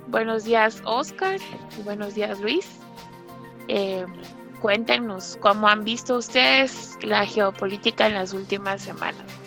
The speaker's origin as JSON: {"language": "Spanish", "country": "Guatemala", "said": "nos interesan como guatemaltecos"}